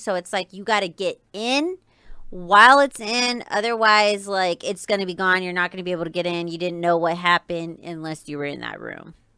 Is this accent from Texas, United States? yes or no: no; Riverside, California, United States; now in Las Vegas, United States; I grew up in California. I was in SoCal